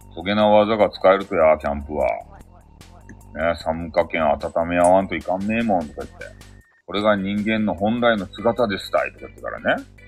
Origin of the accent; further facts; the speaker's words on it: Fukuoka, Japan; 俺、地元、福岡